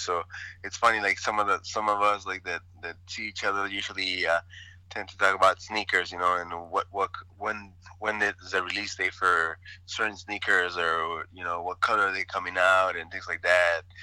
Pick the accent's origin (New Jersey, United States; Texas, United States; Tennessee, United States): Texas, United States; El Paso; also born or lived in Ciudad Juárez, Mexico; I grew up in El Paso, Texas, Ciudad Juarez